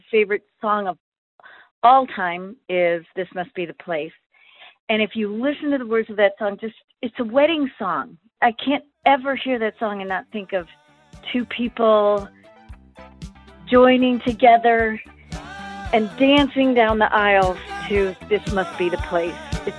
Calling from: Durango, Colorado, United States; I'm calling from Durango, Colorado.

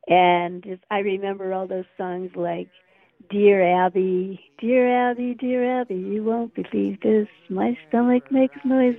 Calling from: Chicago, Illinois, United States; I'm calling from Chicago.

